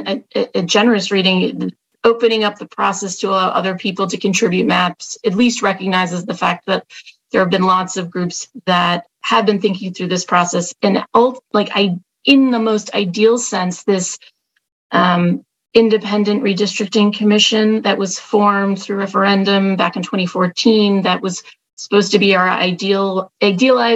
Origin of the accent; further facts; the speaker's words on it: Rochester, New York, United States; I'm from the Rochester area